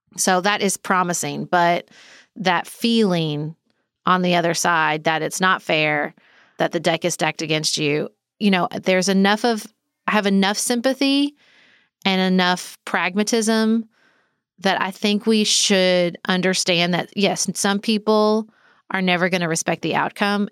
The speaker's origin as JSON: {"language": "English", "region": "the South", "country": "United States", "said": "as a Southerner"}